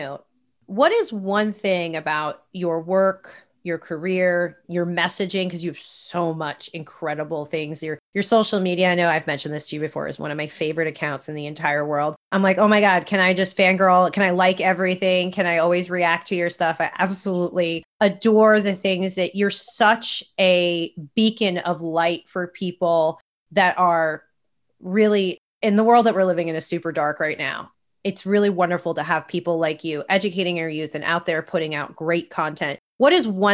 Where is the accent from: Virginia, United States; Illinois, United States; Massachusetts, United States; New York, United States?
New York, United States; now in Los Angeles, United States; I grew up on the East Coast in New York, I grew up in a very, very blue collar, modest home.